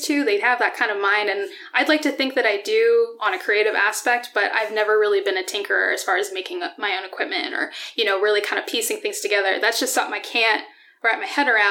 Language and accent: English; Dallas, Pennsylvania, United States; moved away as an adult; also born or lived in Colorado; now in Allentown, United States; I grew up in Pennsylvania. I grew up an hour north of here, outside of Wilkes-Barre